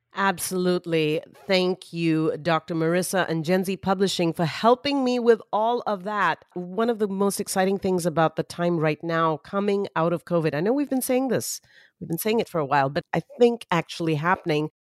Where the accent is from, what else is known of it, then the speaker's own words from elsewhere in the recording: Mumbai, Maharashtra, India; I grew up in Mumbai, India